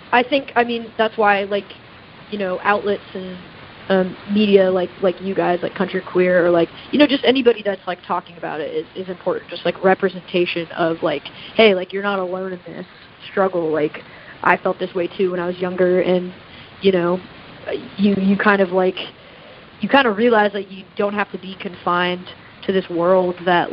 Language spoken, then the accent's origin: English; the South, United States; Like I grew up in the South and like, you know, like didn't feel comfortable with myself